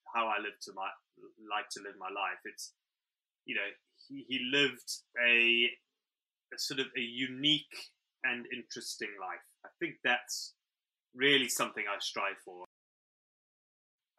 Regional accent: South Africa; also born or lived in Zimbabwe / United Kingdom; now in Wales, United Kingdom; I was born in Zimbabwe. I grew up in South Africa. I live in Wales

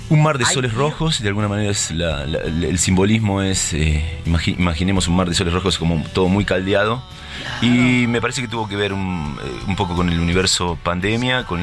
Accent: Argentina; en, nuestro caso como argentinos

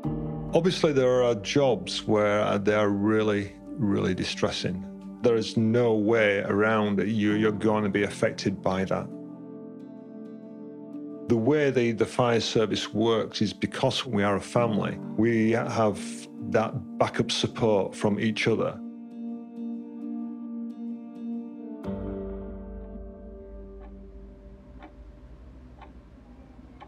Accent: Leeds, Yorkshire and the Humber, United Kingdom; now in Kingston upon Hull, United Kingdom; I'm originally from Leeds in West Yorkshire, and I'm currently living in Kingston-upon-Hull.

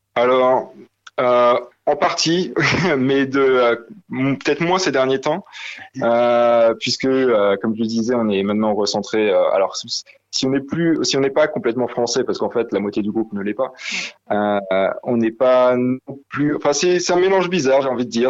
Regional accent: Alsace, Grand Est, France; on vient de, de Talsas

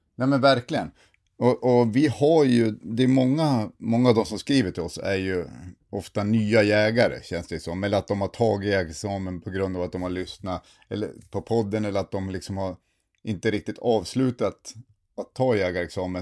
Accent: Sundsvall, Västernorrland County, Sweden; now in Luleå, Sweden; jag är ju från Sundsvall

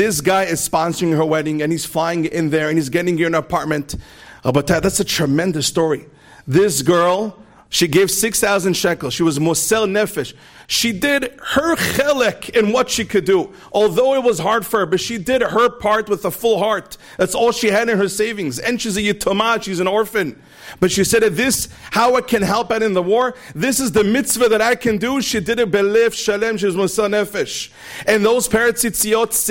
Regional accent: Lakewood, New Jersey, United States; I was a Lakewood boy. I grew up in Lakewood, right next door over here.

